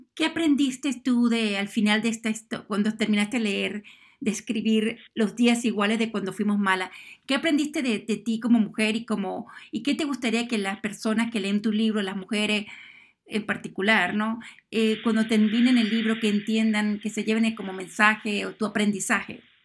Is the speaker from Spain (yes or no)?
no; Venezuela; yo que soy de Sudamérica, de Venezuela